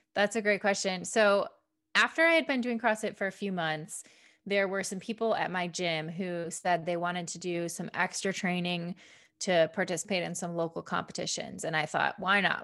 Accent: a suburb of Detroit, Michigan, United States; I grew up in Michigan, um, a suburb of Detroit

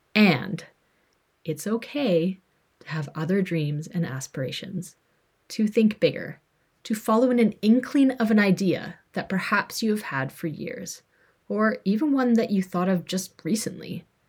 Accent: British Columbia, Canada; also born or lived in Alberta; I'm a white female. I was born in Alberta, Canada. I grew up in BC, Canada. And after traveling for 14-ish years, moved back to BC, Canada.

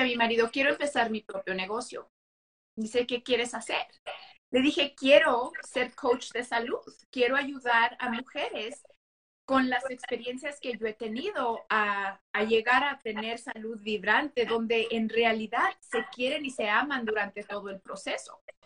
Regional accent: United States; accent: Mexican-American; now in Las Vegas, United States; si se escucha en mi, en mi acento, soy mexicoamericana

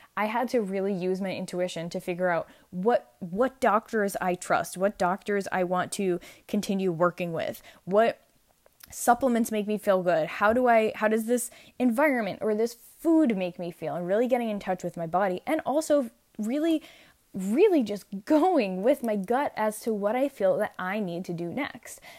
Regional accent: New York, United States; I'm actually from New York

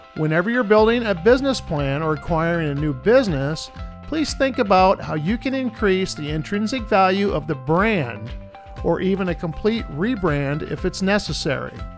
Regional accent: Independence, Iowa, United States; My hometown of Independence, Iowa

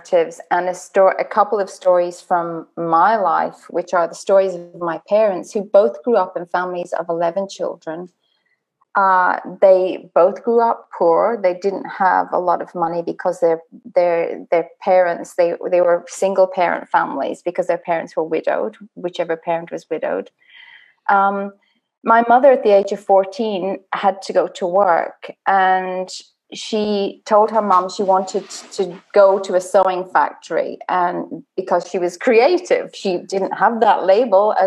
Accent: Dublin, Leinster, Ireland; I grew up in Dublin, which is the storytelling capital of the world

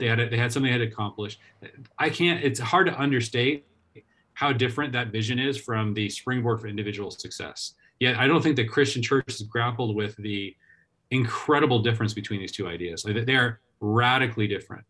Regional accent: Seattle, Washington, United States; I grew up in the Seattle area

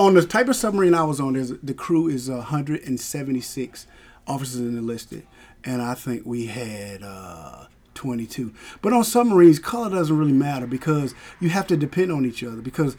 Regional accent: Vidalia, Georgia, United States; moved away as an adult; I'm from Vidalia, Georgia

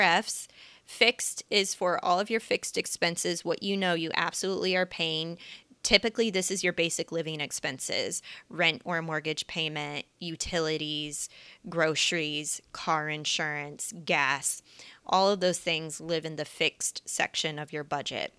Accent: Kansas City, United States; moved away as an adult; also born or lived in San Diego, United States; now in Los Angeles, United States; I am a Midwestern millennial. I grew up in Kansas City, and for the past almost eight years now, I've been living in Southern California, primarily in San Diego

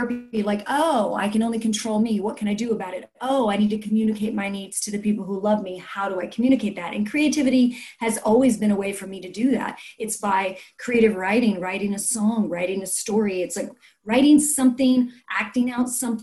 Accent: South Louisiana, United States; I grew up in South Louisiana

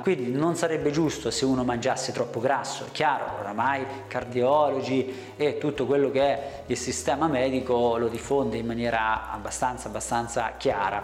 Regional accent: Italy; noi italiani

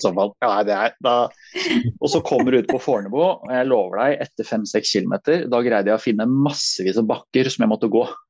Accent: Asker, Akershus, Norway; also born or lived in Nærsnes; egentlig født og oppvokst i Asker

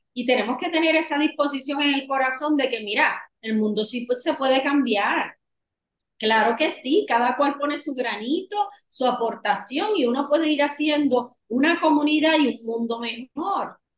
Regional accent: San Juan, Puerto Rico; moved away as an adult; now in Orlando, United States; Nací en San Juan, Puerto Rico, pero hace tres años eh, llegué aquí a Orlando, Florida.

